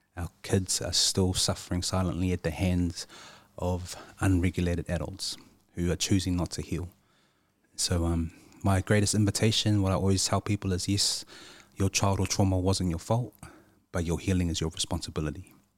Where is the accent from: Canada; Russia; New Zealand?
New Zealand; Christchurch, Canterbury; growing up in Christchurch, there weren't many people that looked like us